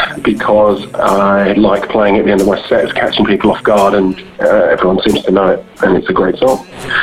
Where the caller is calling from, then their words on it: London, United Kingdom; I'm calling from London.